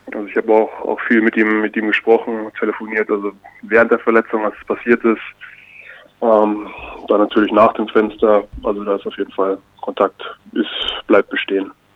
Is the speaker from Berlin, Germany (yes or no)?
no; Bamberg, Bavaria, Germany; moved away; ich bin in Bamberg, also im Bamberger Raum groß geworden, da meine Jugend verbracht